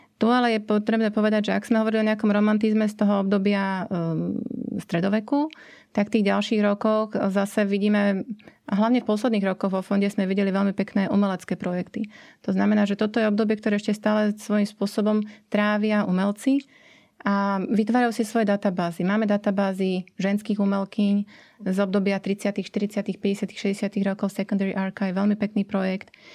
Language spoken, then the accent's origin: Slovak; Slovakia; ja ako Slovenka